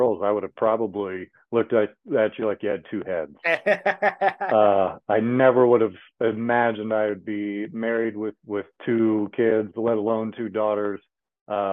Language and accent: English; Kokomo, Indiana, United States; I was born and raised right here in Kokomo, Indiana